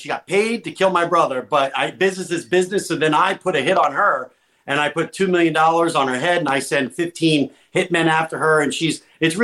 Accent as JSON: {"language": "English", "region": "New Jersey", "country": "United States", "also_born_or_lived": "Paterson, New Jersey / Phillipsburg, New Jersey", "said": "I'm Jersey"}